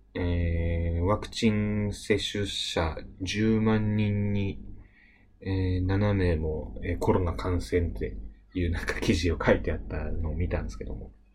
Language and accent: Japanese; Ibaraki, Japan; 僕はね、あの、茨城出身なんですけどもね